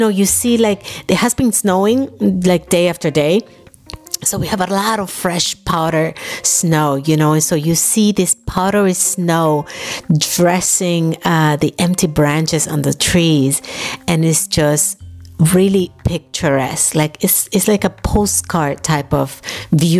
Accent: New York, United States; moved away as an adult; also born or lived in Dominican Republic; now in Germany; I grew up in New York

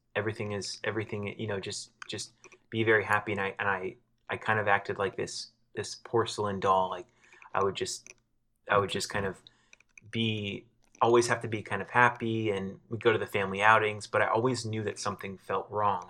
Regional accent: South Florida, United States; moved away as an adult; also born or lived in Los Angeles; I was living in L A and I'm, I'm from South Florida

